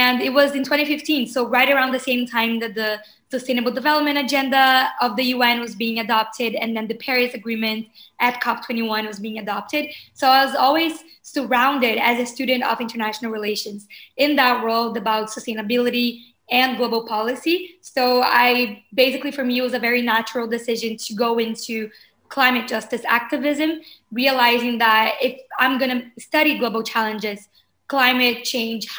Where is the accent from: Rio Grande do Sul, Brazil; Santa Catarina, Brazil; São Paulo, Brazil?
Rio Grande do Sul, Brazil; Porto Alegre; moved away as an adult; now in Rio de Janeiro, Brazil; I am from Brazil, born and raised in Porto Alegre, which is a city in the south of Brazil.